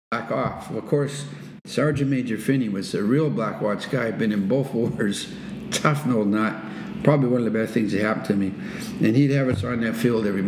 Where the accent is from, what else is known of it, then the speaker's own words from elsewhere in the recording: Nova Scotia, Canada; moved away; also born or lived in Saint John, New Brunswick; I was born in St. John's, Brunswick, and predominantly raised in Nova Scotia